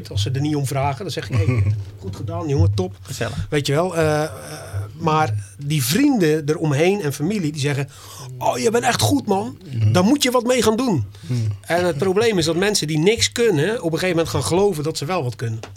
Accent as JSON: {"language": "Dutch", "town": "Dordrecht", "region": "South Holland", "country": "Netherlands", "said": "ik kom uit Dordrecht, er zijn in Dordrecht, weet ik veel hoeveel artiesten"}